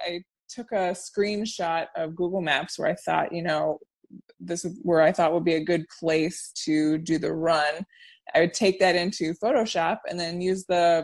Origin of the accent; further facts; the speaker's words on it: Orlando, Florida, United States; moved away as an adult; also born or lived in Savannah, Georgia; now in Chicago, United States; I was born and raised in Orlando, and I lived there until I was 18.